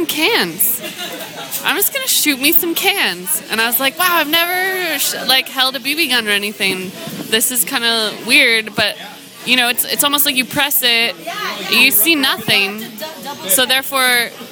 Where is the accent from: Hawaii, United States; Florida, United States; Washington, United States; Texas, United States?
Washington, United States; Seattle; I grew up in Seattle during the WTO riots, but I was in high school at the time